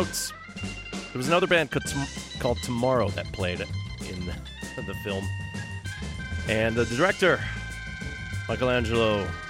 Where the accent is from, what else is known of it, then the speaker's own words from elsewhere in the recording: Thunder Bay, Ontario, Canada; now in Vancouver, Canada; since I won't make it to Thunder Bay this year, because I already went, I'm going to profile some music from my hometown